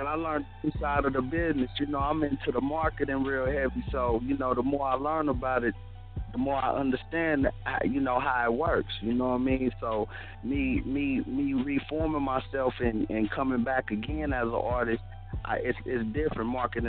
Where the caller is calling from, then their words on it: Tulsa, Oklahoma, United States; This is …. I'm calling from Tulsa, Oklahoma. 30 North Side. What up?